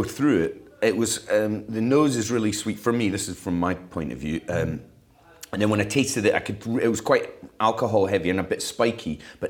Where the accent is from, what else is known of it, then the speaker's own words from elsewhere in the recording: Fife, Scotland, United Kingdom; now in Edinburgh, United Kingdom; I'm in the city. I love Edinburgh. I live in Leith, actually, not far from here, and I love it. But I grew up in Fife, so the country is pulling me.